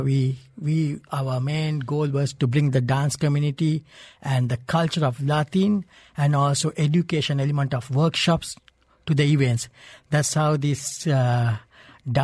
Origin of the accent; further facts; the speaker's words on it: Sri Lanka; now in Dubai, United Arab Emirates; I'm originally from Sri Lanka.